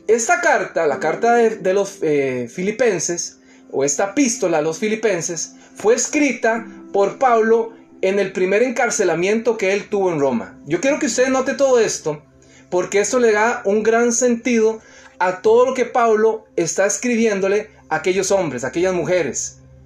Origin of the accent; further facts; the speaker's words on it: Costa Rica; moved away; trabajando en mi país, allá en Costa Rica